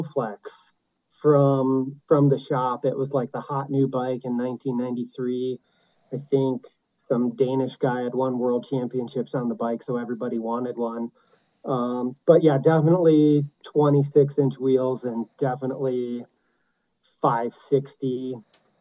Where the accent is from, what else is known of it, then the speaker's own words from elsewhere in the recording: Pinckney, Michigan, United States; Pato was probably 2 miles via dirt road to my house growing up in Pinckney